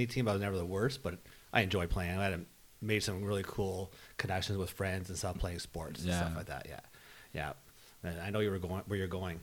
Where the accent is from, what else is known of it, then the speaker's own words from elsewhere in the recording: Toronto, Ontario, Canada; also born or lived in Hamilton, Ontario; I grew up in Toronto, Bayview Shepherd